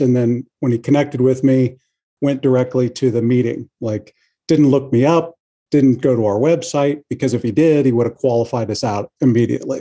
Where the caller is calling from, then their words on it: Kansas City, Missouri, United States; I'm also calling from Kansas City.